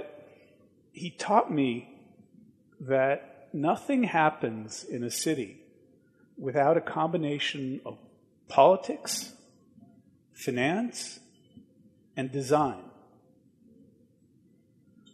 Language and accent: English; Washington, District of Columbia, United States; went back to my hometown of Washington, D.C.